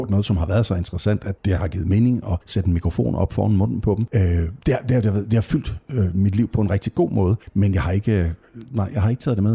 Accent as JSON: {"language": "Danish", "region": "Jutland", "country": "Denmark", "said": "Altså dels er jeg virkelig meget fra Jylland, hvad det der angår."}